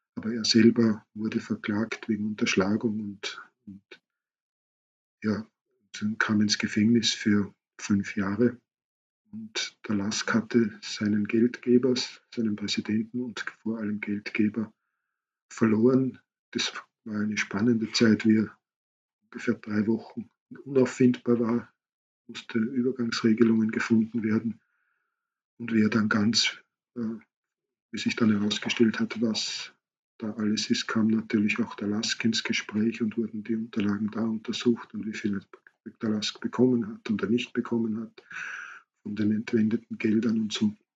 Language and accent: German; Austria; bei uns in Österreich